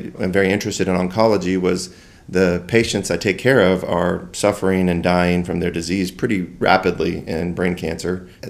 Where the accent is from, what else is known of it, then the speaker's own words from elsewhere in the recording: West and Midwest, United States; I grew up in the West and the Midwest. My father was a attorney, and we moved around quite a bit.